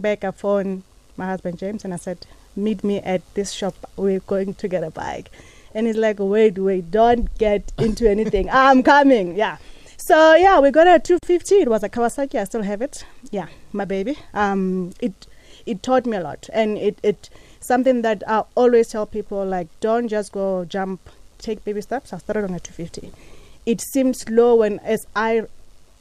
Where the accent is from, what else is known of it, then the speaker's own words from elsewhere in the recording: Mahulereng, Limpopo, South Africa; I'm from Mahulereng.